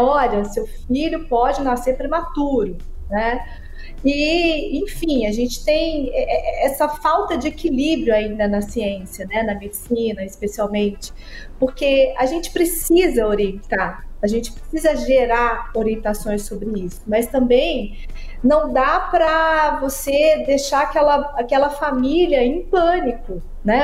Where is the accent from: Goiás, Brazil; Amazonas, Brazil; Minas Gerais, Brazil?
Minas Gerais, Brazil; Araxá; Eu sou prematura, nasci com 29 semanas em Araxá